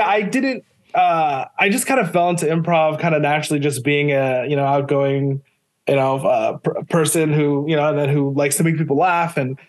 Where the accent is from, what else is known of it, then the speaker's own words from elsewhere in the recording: Micronesia; You know, I grew up in Micronesia. We didn't even have cable TV, but my dad had like the Star Wars VHSs.